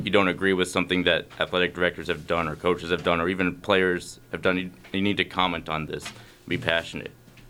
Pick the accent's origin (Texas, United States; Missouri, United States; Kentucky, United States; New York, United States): Kentucky, United States; I'm from Kentucky